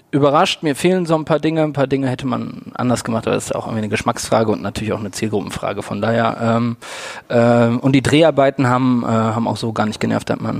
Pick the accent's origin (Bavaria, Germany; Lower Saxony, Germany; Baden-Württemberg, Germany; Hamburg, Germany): Hamburg, Germany; muss ich als Hamburger